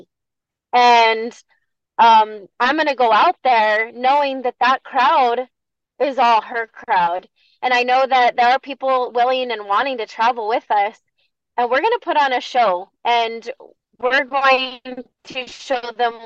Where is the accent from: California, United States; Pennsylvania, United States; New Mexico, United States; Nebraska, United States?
New Mexico, United States; Bosque Farms; representing my hometown of Bosque Farms